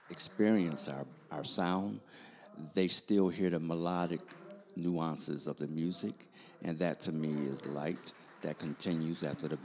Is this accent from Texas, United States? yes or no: no; Buffalo, New York, United States; also born or lived in Pittsburgh, Pennsylvania; now in Washington, D.C., United States; I'm from Buffalo, New York, born in Pittsburgh, raised in Buffalo, and Washington, one of the reasons why I decided to live here